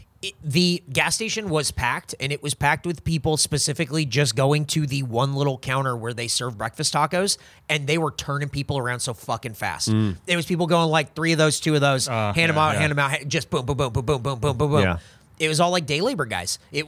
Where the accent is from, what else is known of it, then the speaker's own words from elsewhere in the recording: New Mexico, United States; also born or lived in Colorado / Southern California / Montana / Pennsylvania; I grew up in New Mexico, spent a lot of time in Colorado, 5 years in SoCal, 2 years in Montana, weird, and 3 years in Pennsylvania.